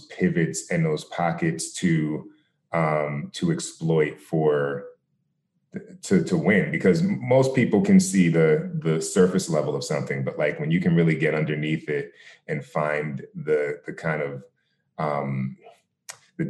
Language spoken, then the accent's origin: English; New Jersey, United States; I grew up in New Jersey